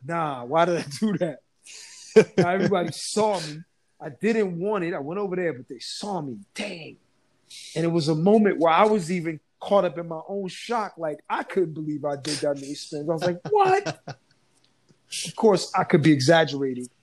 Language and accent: English; New Jersey, United States; I grew up in Jersey